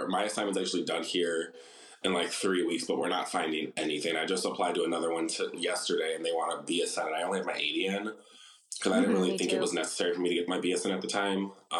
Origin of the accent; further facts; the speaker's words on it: Wisconsin, United States; moved away as an adult; also born or lived in Seattle; now in Los Angeles, United States; I am originally from Wisconsin, but landed myself out in LA recently. I'm a travel nurse in labor and delivery. 28, I travel alone right now.